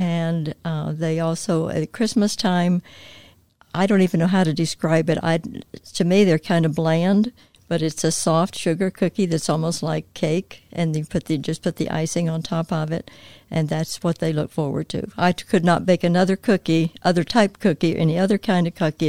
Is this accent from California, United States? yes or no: no; North Carolina, United States; moved away as an adult; also born or lived in Indiana; I was born and raised in North Carolina